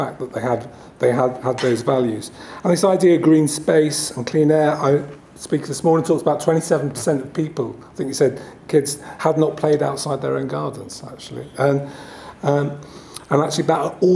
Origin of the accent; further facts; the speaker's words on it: Letchworth, East of England, United Kingdom; I said, "Oh, Letchworth."